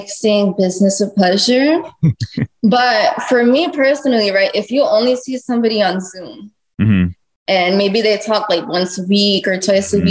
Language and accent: English; Boston, Massachusetts, United States; now in Miami, United States; Yes, I am. I'm from Massachusetts.